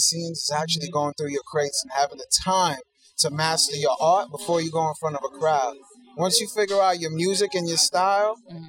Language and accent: English; New York City, New York, United States; I'm from Brooklyn, New York, born and raised.